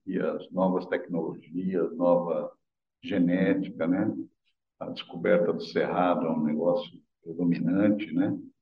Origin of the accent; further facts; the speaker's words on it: São Paulo, Brazil; now in Fortaleza, Brazil; eu não sou daqui, sou de São Paulo